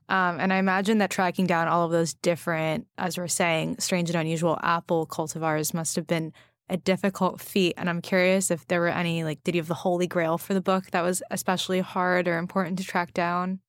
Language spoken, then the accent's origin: English; West Coast, United States; I grew up on the West Coast